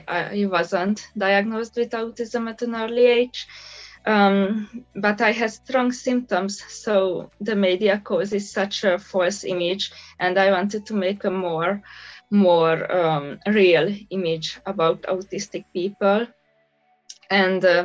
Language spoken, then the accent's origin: English; Budapest, Hungary; I'm from Budapest, Hungary